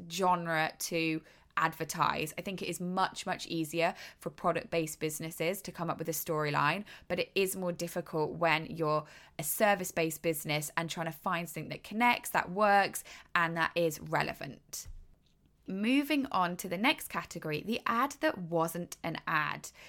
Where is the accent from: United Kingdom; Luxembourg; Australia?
United Kingdom; moved away as an adult; now in United States; I am British. I have not lived in America for many, many years now, maybe six or seven years